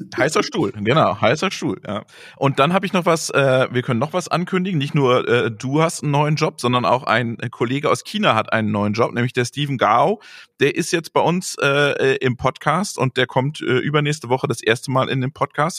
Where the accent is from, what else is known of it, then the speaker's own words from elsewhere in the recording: Greven, North Rhine-Westphalia, Germany; aus meiner Heimat, aus Gräfen